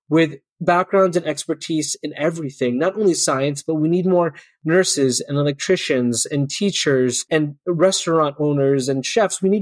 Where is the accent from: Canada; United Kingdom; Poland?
Canada; I think it's an important part of being Canadian.